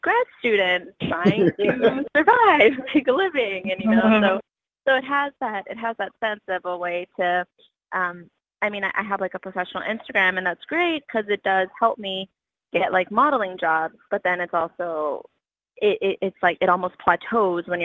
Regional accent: Texas, United States; now in New York, United States; I am from Texas, but I live in New York.

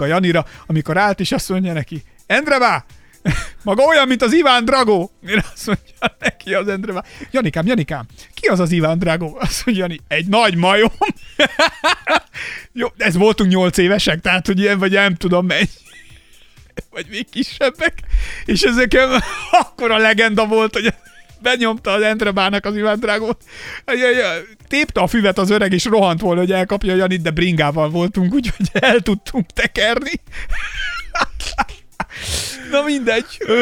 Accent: a small village in Somogy, Hungary; én egy kis somogyi faluban nőttem fel

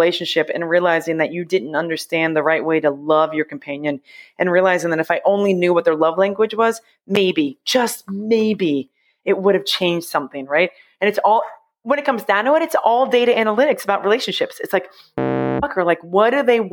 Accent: United States; also born or lived in Ohio / New York / Massachusetts; now in New Jersey, United States; I grew up in Ohio and New York.

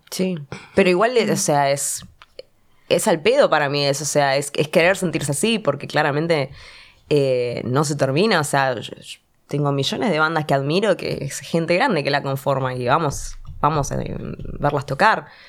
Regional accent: Argentina; uno ya como argentino está tan acostumbrado al bardo

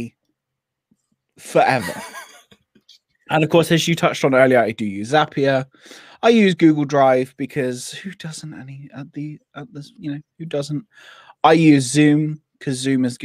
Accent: Devon, South West England, United Kingdom; I'm from Devon. I'm allowed to speak like that.

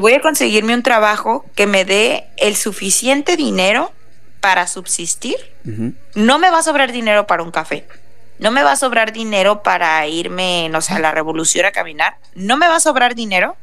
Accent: Tijuana, Baja California, Mexico; todos somos de aquí de Tijuana

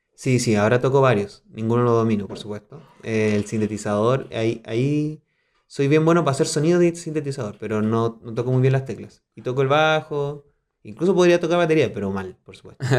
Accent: southern Chile, Chile; accent: Chilean; moved away as an adult; now in Mexico City, Mexico; los de … somos del sur, de Chile

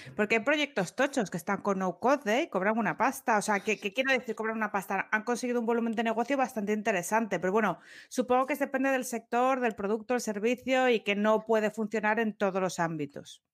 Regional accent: Asturias, Spain; Como yo asturiana

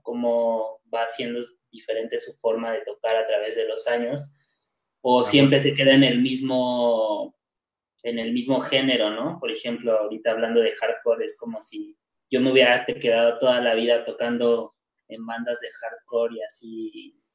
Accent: Mexico City, Mexico; moved away as an adult; me fui del DF para acá

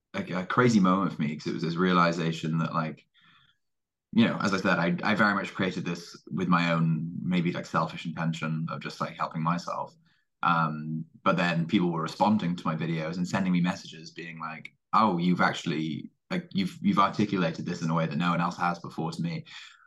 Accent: Cardiff, Wales, United Kingdom; I am from Cardiff, Wales, despite not really having a Welsh accent.

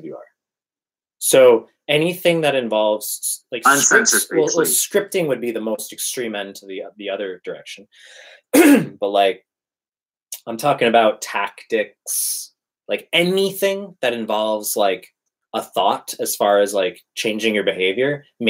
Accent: New York, United States; I'm from New York

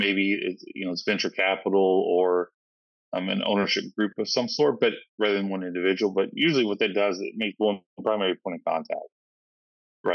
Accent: Kentucky, United States; I'm originally from Kentucky

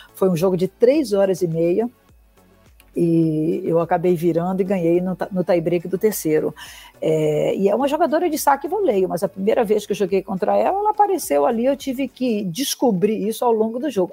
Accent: Bahia, Brazil; Eu sou baiana

